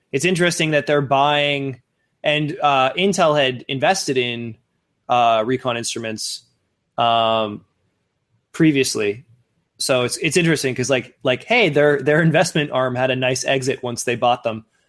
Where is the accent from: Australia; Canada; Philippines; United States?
Canada; Sault Ste. Marie, Ontario; moved away; my hometown of Sault Ste. Marie